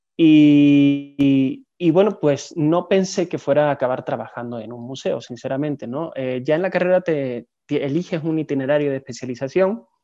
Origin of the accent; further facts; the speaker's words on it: Seville, Andalusia, Spain; moved away as an adult; also born or lived in Barcelona; now in Mexico; estudié una licenciatura en humanidades en, en Sevilla, que es mi ciudad natal está en el sur del país